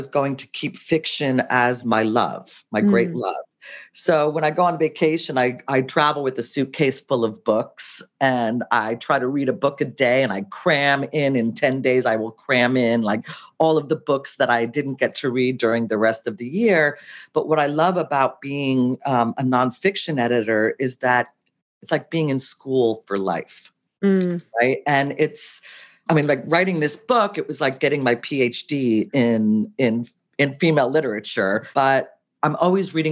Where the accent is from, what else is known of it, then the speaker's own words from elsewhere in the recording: United States; moved away as an adult; also born or lived in Cincinnati, Ohio / New Jersey / Providence, Rhode Island; now in New York, United States; I grew up in Cincinnati and New Jersey, and I went to school in Providence